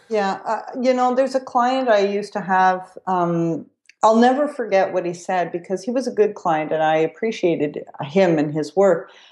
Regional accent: Quebec, Canada; I come from Quebec, too

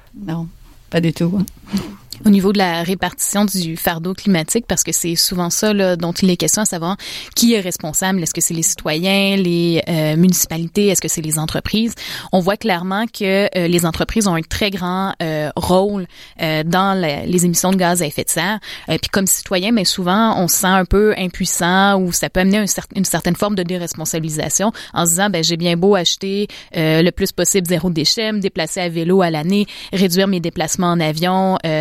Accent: Canada; en tant que Canadienne

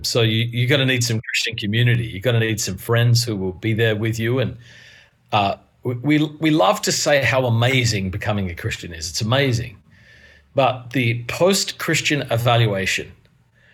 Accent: Adelaide, South Australia, Australia; moved away as an adult; also born or lived in Melbourne, Australia / Perth, Australia; now in New York City, United States; I'm originally from Adelaide, Australia. Born in Melbourne, 8 years in Perth, 10 years in Adelaide

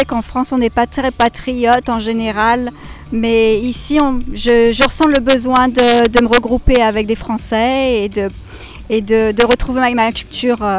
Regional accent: Ireland; French is a second language; je suis irlandaise

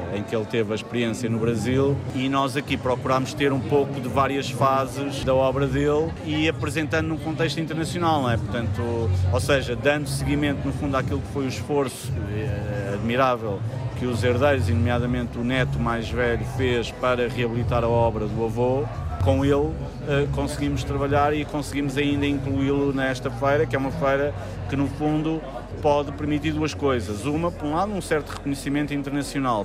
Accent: Portugal; temos que aceitar isso como portugueses

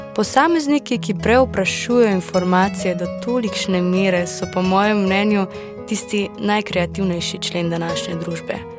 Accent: Slovenia; Slovenci smo menda znani po tem, da gostom težimo s copati

